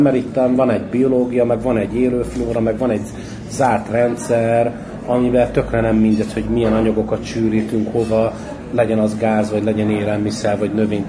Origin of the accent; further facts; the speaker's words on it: Hungary; now in Budapest, Hungary; Én a cigánytelet Éppen születtem, de én már gyerekkoromban is kilógtam a- nem a cigány telepről